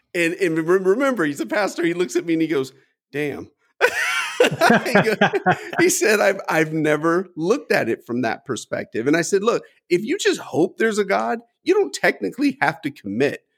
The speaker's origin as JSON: {"language": "English", "country": "United States", "tie": "born or raised there", "said": "I was born in the United States."}